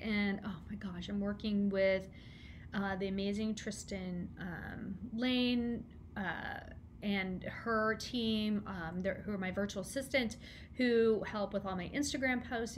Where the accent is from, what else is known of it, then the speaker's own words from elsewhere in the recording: Kansas City, United States; I'm from Kansas City